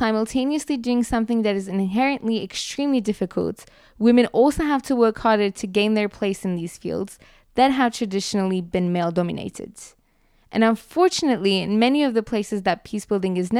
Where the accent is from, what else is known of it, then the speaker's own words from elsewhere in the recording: Turkey; now in Geneva, Switzerland; from Turkey, and I study development at the Graduate Institute Geneva